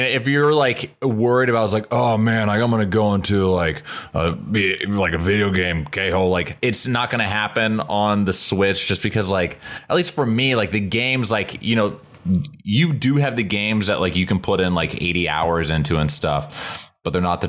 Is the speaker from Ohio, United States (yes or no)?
yes; Columbus, Ohio, United States; now in Los Angeles, United States; I'm from Ohio originally.